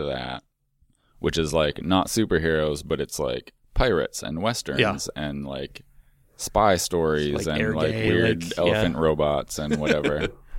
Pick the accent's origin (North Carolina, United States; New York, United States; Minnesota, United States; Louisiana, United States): Minnesota, United States; Minneapolis; also born or lived in Chicago; now in Portland, United States